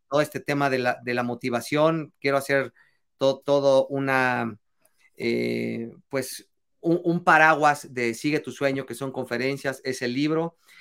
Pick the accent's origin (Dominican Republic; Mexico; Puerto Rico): Mexico; es parte de nuestra esencia eh, de, de como, como mexicanos